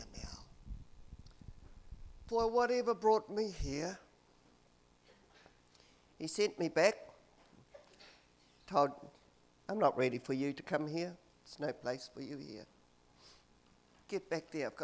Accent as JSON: {"language": "English", "country": "New Zealand", "tie": "born or raised there", "also_born_or_lived": "South Island / Auckland", "moved": "yes", "said": "I grew up in the Coomera Patch"}